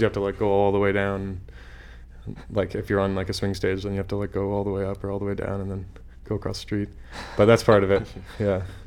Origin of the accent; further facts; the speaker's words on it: Saskatchewan, Canada; moved away; I'm from Saskatchewan